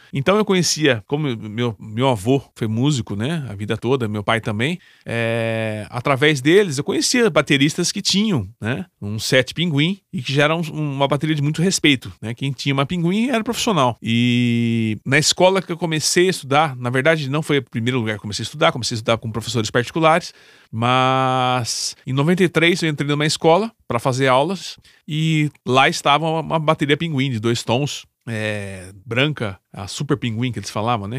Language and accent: Portuguese; Campinas, São Paulo, Brazil; sou da cidade de Campinas, São Paulo.